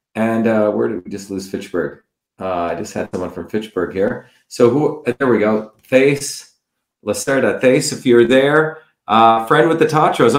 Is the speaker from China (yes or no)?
no; South India, India; moved away; growing up in India